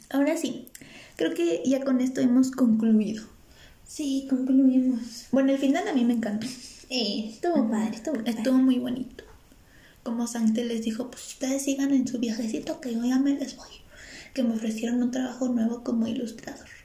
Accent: Mexico; si yo mexicano, siendo mexicano no lo hago.

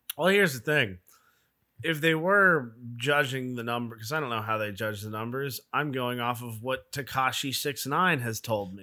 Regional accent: the South, United States; I'm from the South.

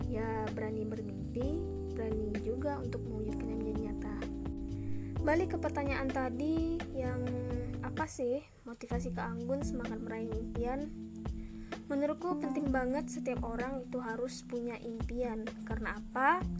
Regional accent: Ketapang, West Kalimantan, Indonesia; also born or lived in Sukadana; selama 12 tahun dari kecil dari aku lahir aku tinggal di Ketapang

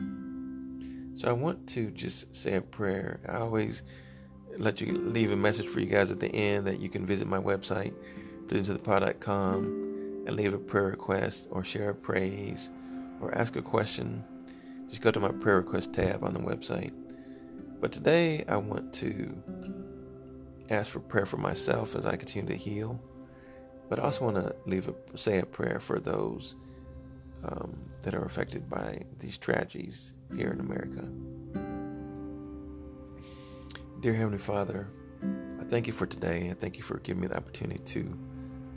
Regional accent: Texas, United States; my home state of Texas, El Paso, Texas

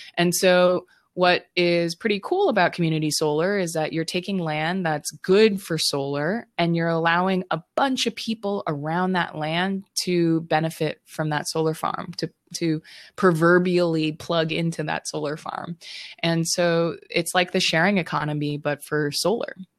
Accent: Honolulu, Hawaii, United States; Growing up in Honolulu, Hawaii

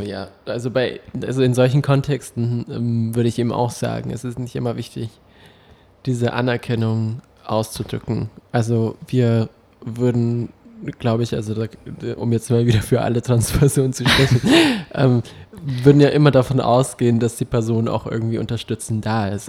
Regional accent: Berlin, Germany; für uns Berliner

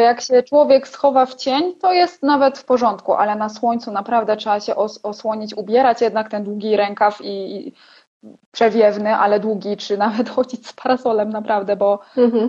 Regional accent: Poland; moved away as an adult; now in Erciş, Turkey; z Polski jestem

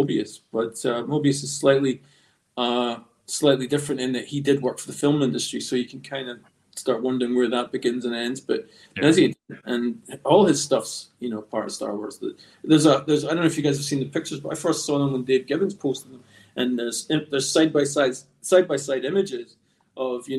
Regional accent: Scotland, United Kingdom; also born or lived in Los Angeles, United States; I was born actually in Los Angeles and spent a few years in America before my family settled back in Scotland.

